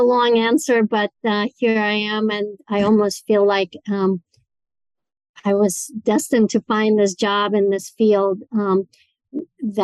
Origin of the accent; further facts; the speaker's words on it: Moscow, Russia; moved away as an adult; now in United States; growing up in Moscow, Russia